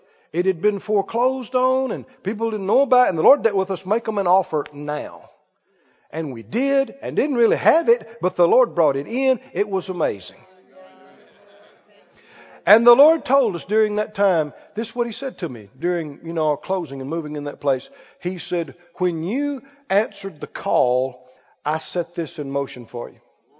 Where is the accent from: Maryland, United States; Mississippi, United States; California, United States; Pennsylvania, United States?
Mississippi, United States; I'm from Mississippi, okay?